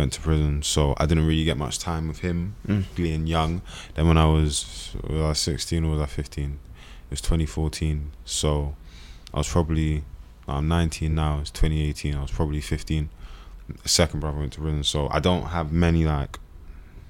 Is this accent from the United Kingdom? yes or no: yes; London, United Kingdom; also born or lived in Brixton / Streatham; I was born in South London. My mum. You know, heritage is from Nigeria